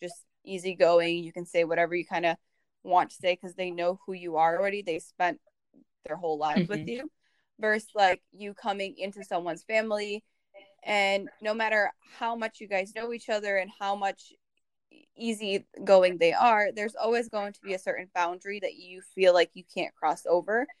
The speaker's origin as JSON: {"language": "English", "country": "Bosnia & Herzegovina", "also_born_or_lived": "Germany", "moved": "yes", "said": "I came obviously from Bosnia, then I lived in Germany for some time"}